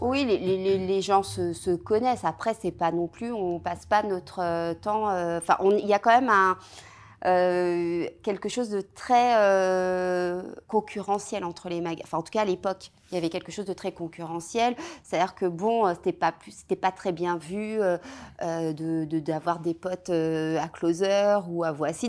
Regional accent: Seine-et-Marne, Île-de-France, France; j'ai grandi euh, en Seine-et-Marne, euh, voilà, dans un, dans un patelin en Seine-et-Marne, entre Provins et Melun

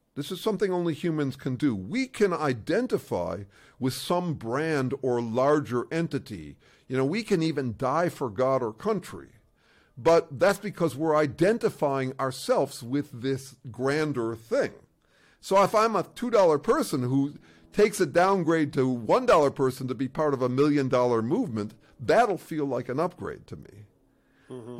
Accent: Chicago, Illinois, United States; I was in Chicago, and uh, to be honest, I was raised in an Orthodox school

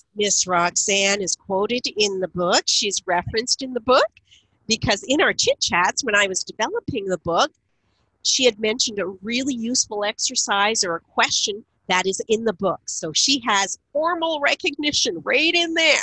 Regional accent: Niagara Falls, Ontario, Canada; moved away as an adult; also born or lived in Ottawa; I lived in Ottawa for 31 years. I now live in Niagara Falls, where I grew up in the Niagara region

